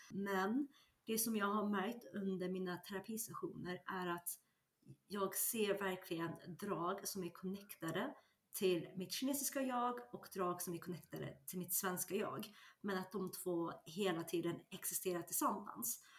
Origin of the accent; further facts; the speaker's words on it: Sweden; also born or lived in China; Jag är ursprungen igen från Kina, men växte upp i, i Sverige.